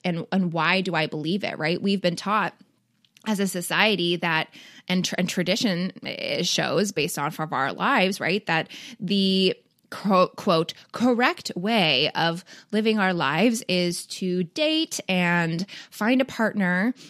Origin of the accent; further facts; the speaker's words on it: Toronto, Ontario, Canada; I grew up in Toronto